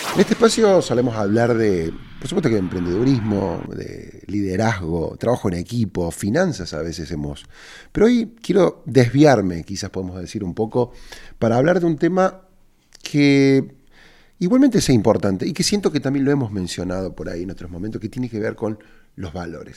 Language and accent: Spanish; Argentina; moved away; yo vivo de regreso en mi país